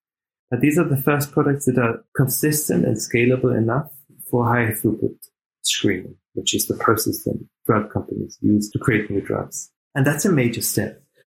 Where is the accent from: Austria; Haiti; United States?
Austria; English is a second language; also born or lived in Canada / Germany / Australia; I was born in Canada, and I was raised in Austria and Germany. I had the pleasure to live in Australia